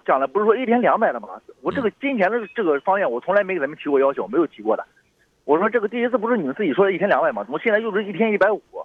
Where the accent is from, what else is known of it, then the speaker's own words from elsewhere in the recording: Xuzhou, Jiangsu, China; 因为我家是徐州的